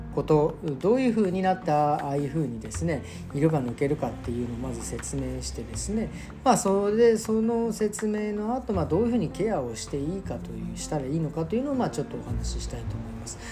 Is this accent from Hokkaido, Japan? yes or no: no; Tokyo, Japan; now in Berlin, Germany; 僕東京生まれ東京育ちですけど